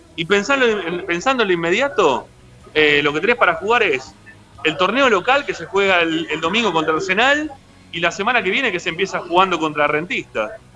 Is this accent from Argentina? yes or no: yes; Monte Grande, Buenos Aires Province, Argentina; yo soy de Monte Grande